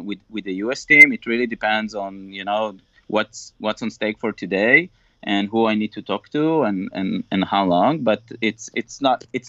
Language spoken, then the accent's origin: English; Israel; moved away as an adult; now in Mountain View, United States; I'm originally coming from Israel, where we started the company